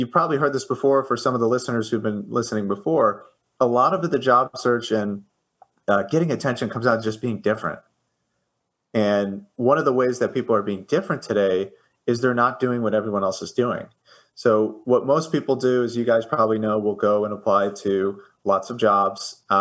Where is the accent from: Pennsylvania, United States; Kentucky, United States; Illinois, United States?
Illinois, United States; Chicago; I I am from Chicago. Yes.